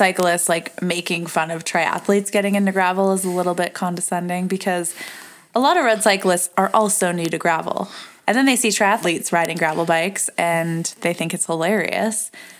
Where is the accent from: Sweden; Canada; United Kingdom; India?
Canada; moved away; I come from Canada